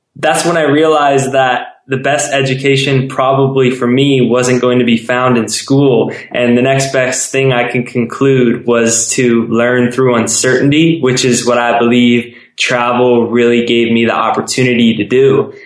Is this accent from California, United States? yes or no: yes; San Diego, California, United States; I grew up in San Diego where I went to school